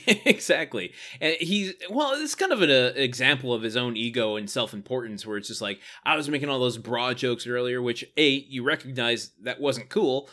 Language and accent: English; Detroit area, Michigan, United States; born or raised there